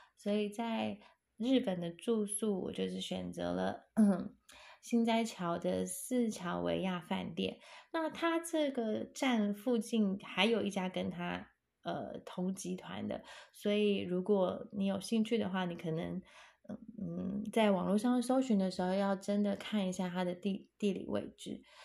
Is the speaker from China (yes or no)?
no; Taiwan; 我们台湾人